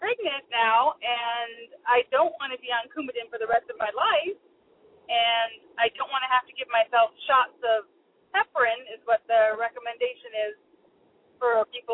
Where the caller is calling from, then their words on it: Tacoma, Washington, United States; I'm calling from Tacoma, Washington